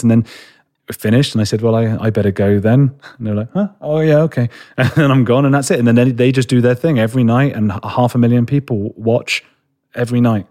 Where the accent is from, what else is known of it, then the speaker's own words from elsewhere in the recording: London, United Kingdom; I'm a boy from London, you know, like, from the, from a city